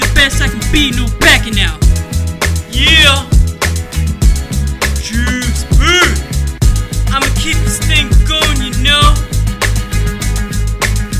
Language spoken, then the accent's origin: English; Great Falls, Virginia, United States; Great Falls, Virginia, my hometown